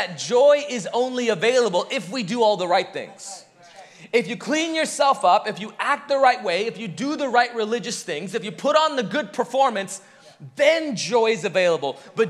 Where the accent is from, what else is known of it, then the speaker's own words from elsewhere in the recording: India; moved away; Growing up in India, the thing that we would see all the time that you don't quite see in the American West